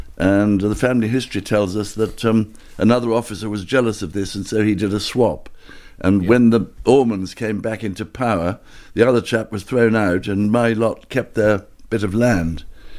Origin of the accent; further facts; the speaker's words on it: County Cork, Munster, Ireland; also born or lived in Hindhead, England / Cloyne; now in Oxfordshire, United Kingdom; I went to school in England, but I mostly grew up in County Cork.